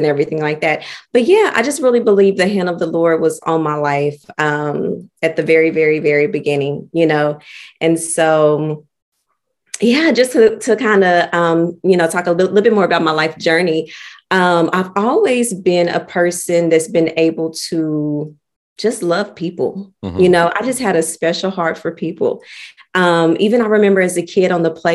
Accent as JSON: {"language": "English", "town": "Oklahoma City", "region": "Oklahoma", "country": "United States", "tie": "born or raised there", "said": "I'm from Oklahoma City, born and raised. Lived here all my life"}